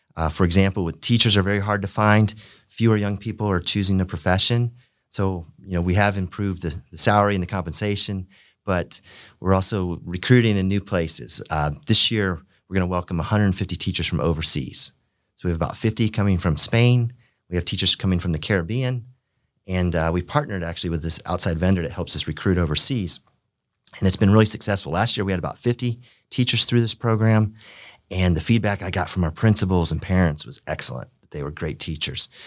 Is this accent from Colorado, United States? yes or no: no; Pompano Beach, Florida, United States; I grew up in Pompano Beach, Florida